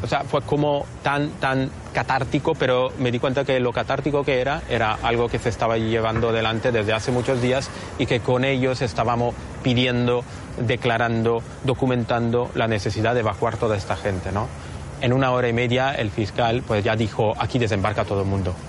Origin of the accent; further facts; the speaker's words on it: Italy; llevo un poco también a la oficina de Roma, siendo italiano